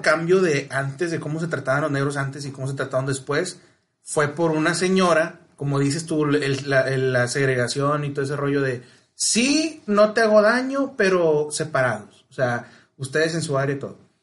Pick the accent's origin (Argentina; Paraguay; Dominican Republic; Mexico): Mexico; el mexicano, por su cultura, güey, sí tiramos carro, güey, pero no segregamos